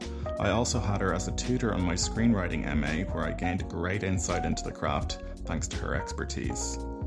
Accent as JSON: {"language": "English", "country": "Ireland", "said": "I'm an Irish filmmaker and actor."}